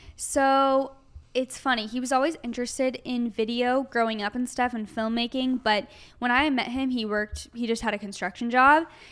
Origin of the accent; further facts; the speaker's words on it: Arizona, United States; now in Los Angeles, United States; we're both from Arizona originally